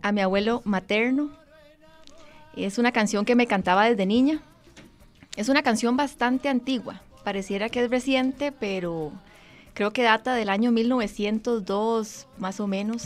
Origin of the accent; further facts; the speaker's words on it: Moravia, San José, Costa Rica; also born or lived in Mora, San José / Escazú; Eh, Moravia, en San José, sin embargo tengo raíces de Guanacaste y de Punta Arenas